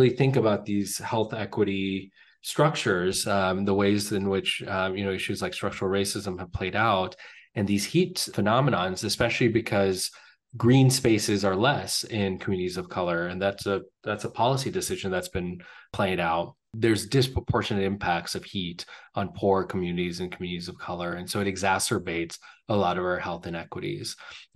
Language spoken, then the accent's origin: English; California, United States; moved away; I grew up in California